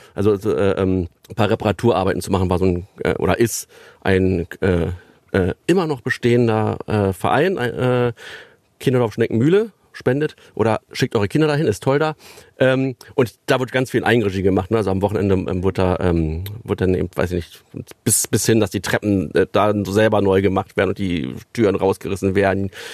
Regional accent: Berlin, Germany; now in Löhne, Germany; der Süden von Berlin, äh, wo ich groß geworden bin

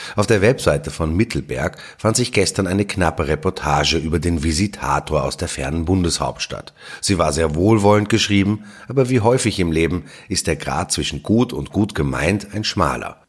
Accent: Austria

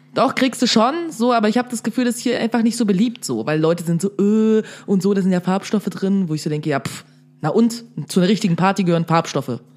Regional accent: Dresden, Saxony, Germany; also born or lived in Berlin; da, wo ich herkomme, aka Dresden

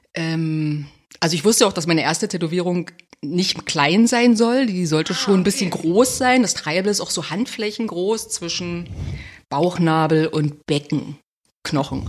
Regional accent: Cottbus, Brandenburg, Germany; ich komme aus Cottbus

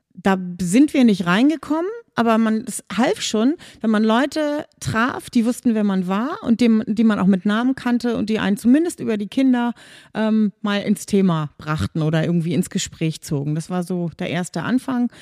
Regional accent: Kiel, Schleswig-Holstein, Germany; also born or lived in Hamburg / Flintbek; now in Schwarzenbek, Germany; Dann bin ich aber mit vier Jahren schon mit meinen Eltern nach Kiel gezogen und da in der Umgebung von Kiel aufgewachsen

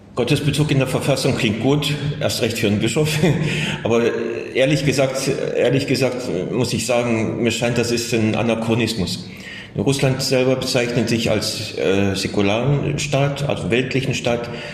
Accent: Germany; first language German; moved away as an adult; also born or lived in Dresden; now in Saratov, Russia; dass ich Deutscher bin

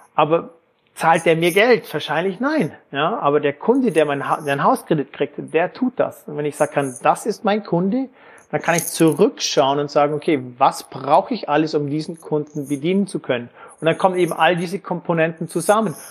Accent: Lake Constance area, Germany; moved away as an adult; also born or lived in Frankfurt / Erlangen / England / New York; Ich komme ursprünglich ähm, aus Deutschland, Bodensee-Ecke

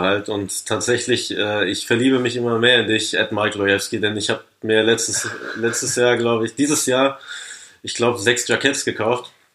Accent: Paderborn, North Rhine-Westphalia, Germany; meiner Heimatstadt Paderborn.

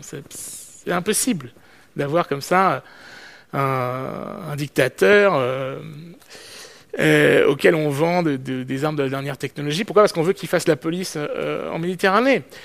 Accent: France; je suis français

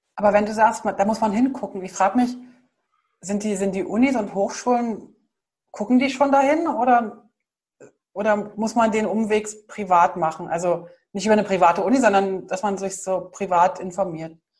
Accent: Germany; Wir sind ja halt als Deutsche

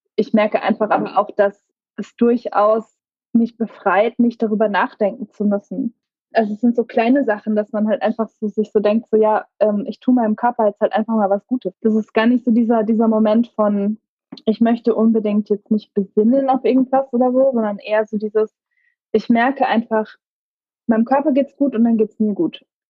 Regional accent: Karlsruhe, Baden-Württemberg, Germany; Ich bin in Karlsruhe groß geworden.

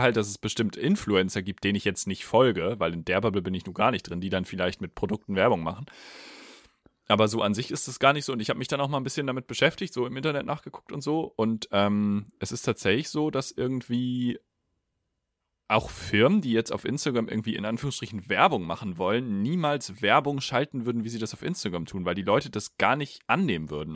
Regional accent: Germany; als Deutscher

